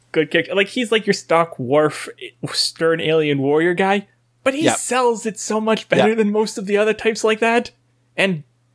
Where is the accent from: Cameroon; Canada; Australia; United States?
Canada